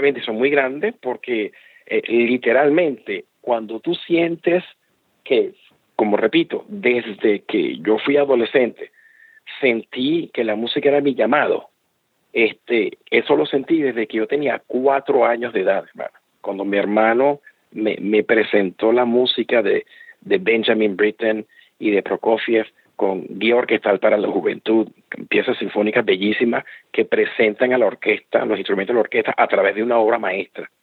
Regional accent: Caracas, Capital District, Venezuela; nací y me crié en Caracas, Venezuela

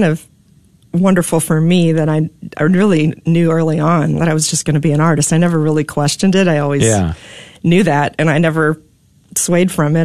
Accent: Dallas, Texas, United States; I grew up here in Dallas

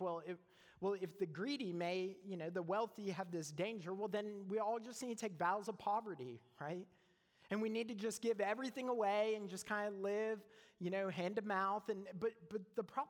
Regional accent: Canada; moved away as an adult; now in United States; I'm from Canada.

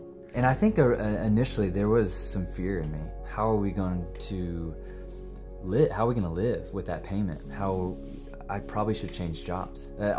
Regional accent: Atlanta, Georgia, United States; moved away as an adult; now in Austin, United States; I'm from Atlanta, Georgia.

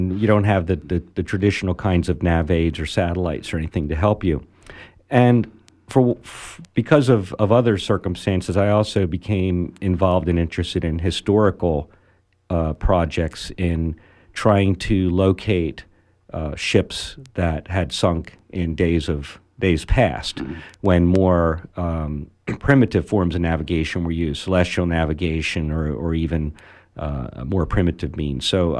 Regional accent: Baltimore, Maryland, United States; born there; also born or lived in Venezuela; No, I lived in Maryland. I was born in Baltimore.

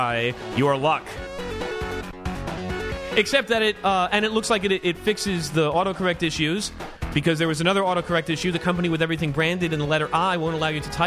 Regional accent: United States; I'm an American.

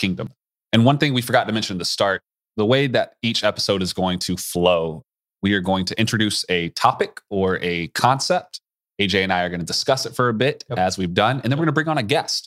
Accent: East Coast, United States; moved away; I grew up on the East Coast

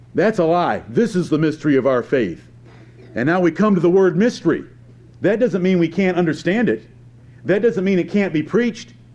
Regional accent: near Ann Arbor, Michigan, United States; I grew up near Ann Arbor, Michigan

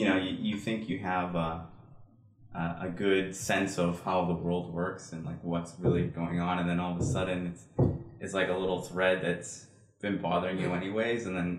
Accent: Plainville, United States; I'm from Plainville.

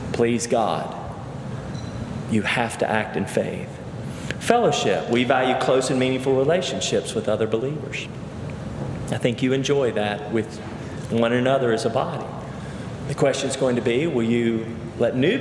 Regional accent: Cleveland, Tennessee, United States; moved away; also born or lived in Charlottesville, Virginia; I grew up in First Baptist Church, Cleveland, Tennessee, was ordained in that church

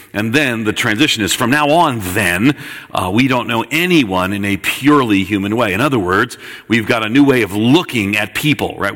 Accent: Long Island, New York, United States; I grew up on Long Island, just outside of New York City

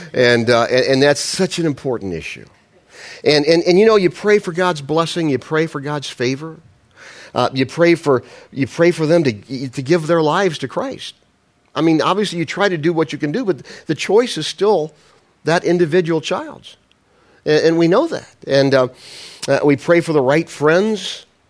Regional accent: Midwest, United States; I'm a Midwesterner

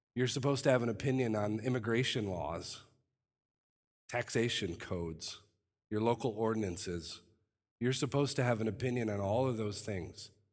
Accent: United States; I love our country

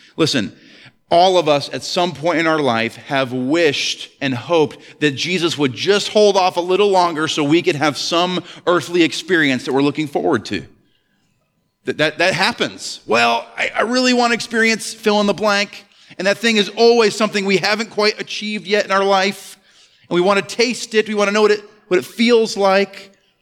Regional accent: Ellsworth, Maine, United States; I grew up in Ellsworth, Maine

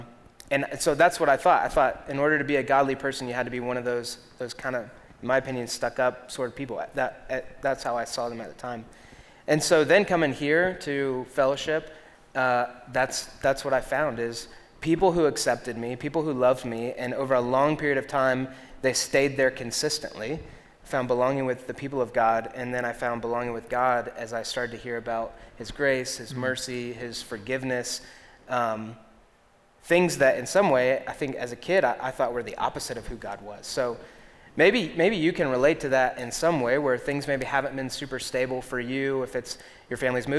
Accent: Greenville, South Carolina, United States; also born or lived in Columbia, South Carolina / Florida / Alabama / Atlanta; I was born in Columbia, South Carolina, right in Lexington, where you guys are at. And then we moved to Florida for 6 months. So I was in Columbia for 5 years. Florida for 6 months, Alabama for 3 years, Atlanta for 1 year, and then to Greenville.

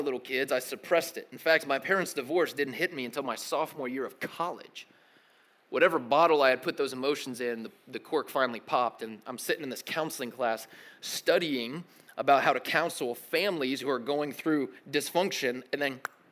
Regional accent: Tennessee, United States; also born or lived in Connecticut / Kentucky; I grew up in Tennessee and then moved to, yeah, represent, Rectangle State, and then moved to Kentucky for a few years and then came back to Tennessee to finish out middle school and high school.

